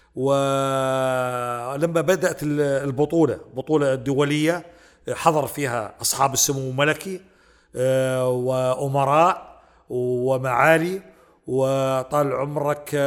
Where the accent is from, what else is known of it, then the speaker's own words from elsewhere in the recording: Saudi Arabia; حنا كسعوديين